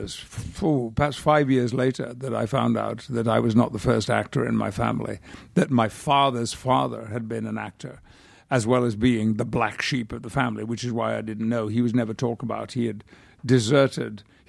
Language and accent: English; United Kingdom; now in United States; I do have a very strong feeling about being British